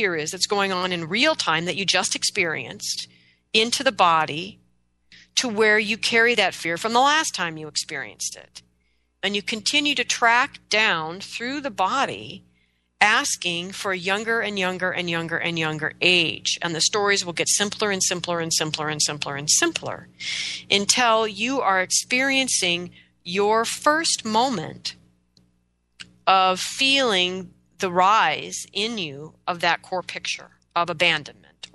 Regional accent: United States; I'm an American

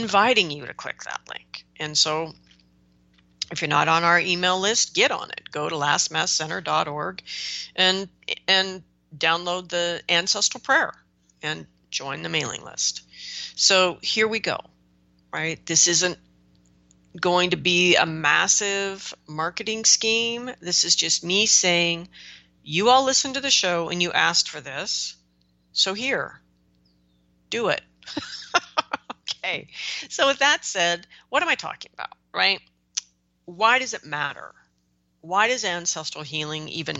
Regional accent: United States; I'm an American right now

